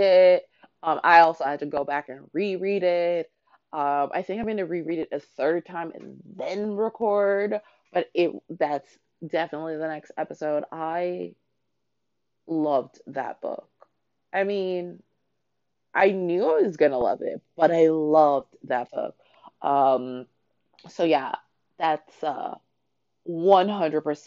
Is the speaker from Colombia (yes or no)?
no; Canada; moved away; I grew up in Canada.